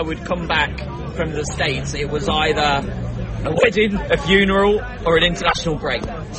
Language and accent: English; Northamptonshire, East Midlands, United Kingdom; moved away as an adult; also born or lived in Market Harborough / North Carolina; I was brought up in Northamptonshire.